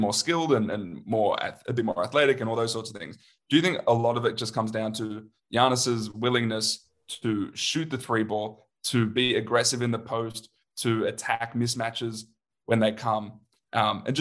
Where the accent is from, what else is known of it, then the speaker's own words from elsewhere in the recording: Australia; because we're Australian